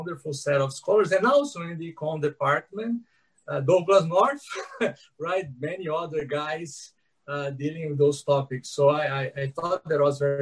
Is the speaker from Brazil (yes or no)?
yes; São Paulo, Brazil; I'm here in São Paulo. I grew up here. I'm a person from São Paulo